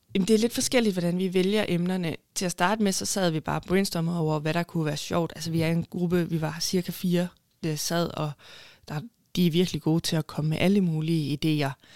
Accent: Haderslev, Southern Denmark, Denmark; moved away as an adult; also born or lived in Copenhagen; jeg er fra Haderslev, og så har jeg boet i København i cirka syv år. Og så flyttede jeg så tilbage til Haderslev

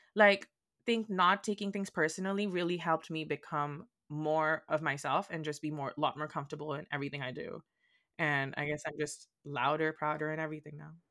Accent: India; accent: Indian; moved away as an adult; also born or lived in Boston, United States; now in United States; I'm, like, from India, from India.

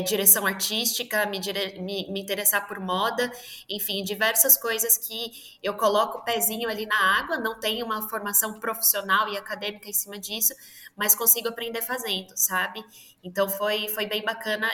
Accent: São Paulo, Brazil; eu sou de São Paulo, nascida e criada aqui nessa terra de selva de pedra

